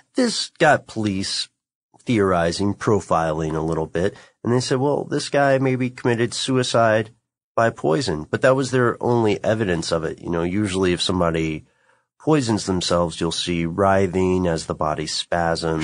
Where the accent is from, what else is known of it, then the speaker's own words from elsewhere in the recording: United States; accent: American; my American accent is atrocious